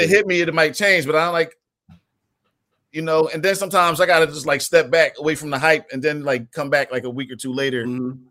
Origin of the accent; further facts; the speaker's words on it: Philadelphia, Pennsylvania, United States; I'm from West Philly, from Winfield slash Overbrook